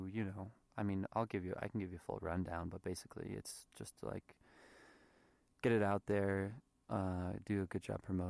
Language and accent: English; United States; So, I mean, I'm American, but, you know, my parents are Thai, I look Thai, whatever.